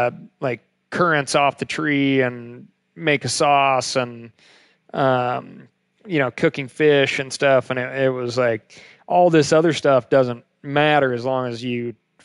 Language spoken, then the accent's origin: English; Montana, United States; I'm from Montana.